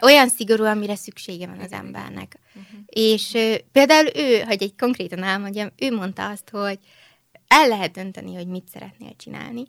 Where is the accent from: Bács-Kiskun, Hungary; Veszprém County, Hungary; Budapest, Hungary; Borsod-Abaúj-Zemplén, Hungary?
Budapest, Hungary; moved away as an adult; also born or lived in Vienna, Austria; itt születtem Budapesten, uh-huh. itt születtem Magyarországon, itt is nőttem föl